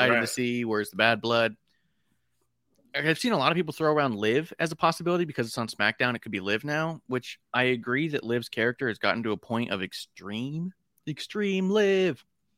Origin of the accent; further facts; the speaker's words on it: Staten Island, New York, United States; I guess I'm from Jersey. Yeah. Which, to be honest, Staten Island's much closer to Jersey than it is to New York.